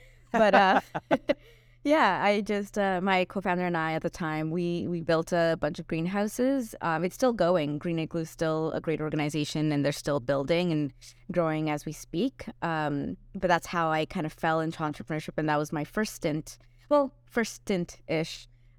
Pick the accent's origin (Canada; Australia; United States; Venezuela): Venezuela; Puerto Ordaz, Bolívar; Well, I grew up in Puerto Ordaz, but I had family all over, so we traveled a bit.